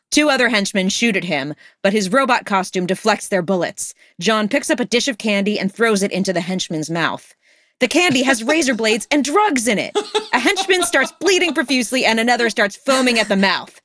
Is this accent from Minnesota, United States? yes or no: no; Los Angeles, California, United States; I'm from L A, like, we, we, we, Father Junipero Serra's, uh, uh, you know, Camino Real, like, on the side of the freeway, like, w-, in my hometown